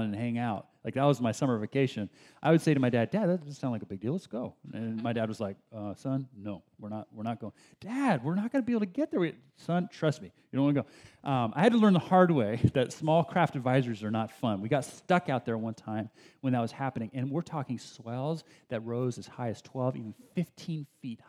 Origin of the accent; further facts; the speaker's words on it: Bay Area, California, United States; also born or lived in San Diego, California; This is before we moved up to the Bay Area. I was born in San Diego, and my first few years of life in San Diego